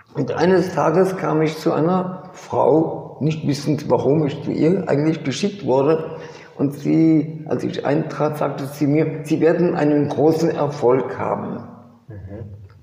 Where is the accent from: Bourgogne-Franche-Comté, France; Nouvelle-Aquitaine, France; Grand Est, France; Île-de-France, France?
Bourgogne-Franche-Comté, France; also born or lived in Kassel, Germany / Switzerland; now in Paris, France; Und auf alle möglichen komplizierte Wege sind wir dann nach Frankreich geflüchtet. Und dort äh, habe ich meine weitere Kindheit verbracht, bin dort in die Schule gegangen